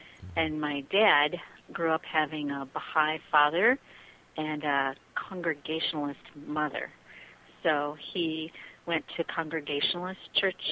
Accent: outside of Chicago, Illinois, United States; moved away; I grew up outside of Chicago

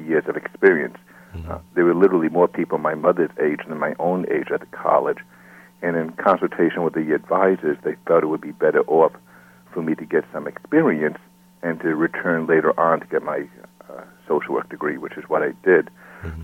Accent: Smithtown, New York, United States; I grew up in Smithtown, Long Island, which is a town around 60 miles east of Manhattan. I lived here all my life.

